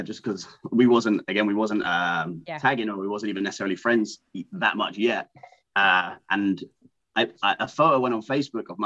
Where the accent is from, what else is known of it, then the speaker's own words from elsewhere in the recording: England, United Kingdom; moved away as an adult; now in United States; being English